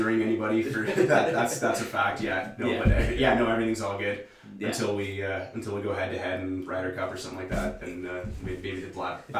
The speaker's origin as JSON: {"language": "English", "town": "Lively", "region": "Ontario", "country": "Canada", "said": "I'm always quick to remind people I'm not from Sudbury, I'm from Lively. It's one of those Lively boy things, you know?"}